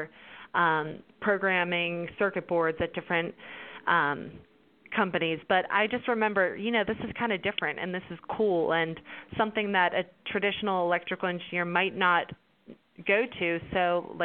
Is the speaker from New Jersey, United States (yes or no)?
no; Pittsburgh, Pennsylvania, United States; also born or lived in Baytown; I'm originally from Pittsburgh where I live now